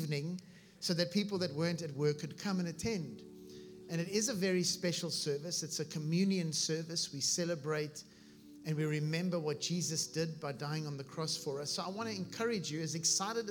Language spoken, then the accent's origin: English; South Africa; moved away as an adult; now in Vero Beach, United States; I was born in South Africa, and we came here about 15 years ago, my wife